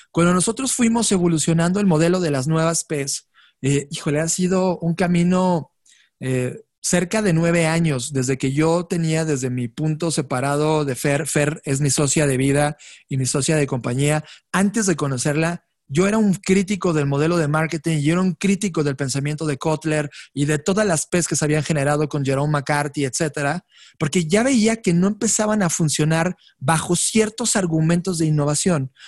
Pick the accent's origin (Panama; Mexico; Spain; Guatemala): Mexico; also born or lived in Mexico City